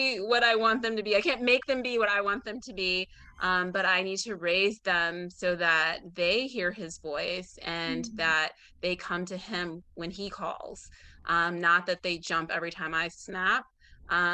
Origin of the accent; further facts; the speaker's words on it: Illinois, United States; moved away as an adult; now in Atlanta, United States; I'm from Illinois